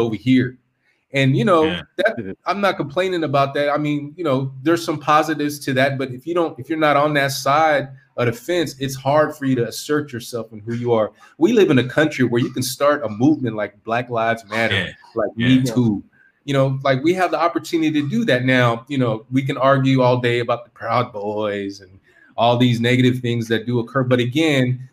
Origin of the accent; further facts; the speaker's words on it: California, United States; moved away as an adult; I'm from California